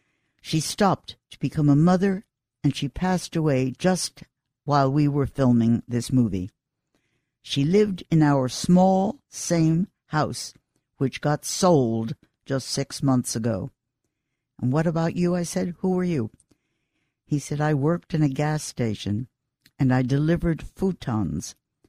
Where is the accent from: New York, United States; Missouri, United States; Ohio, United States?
New York, United States; Queens; born there; Listen, I know Queens. I was born in Queens.